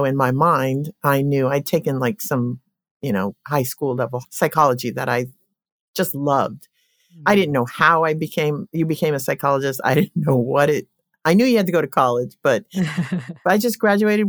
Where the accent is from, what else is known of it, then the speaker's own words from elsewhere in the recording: Colorado, United States; I grew up in Colorado and coming out of a family, seven siblings.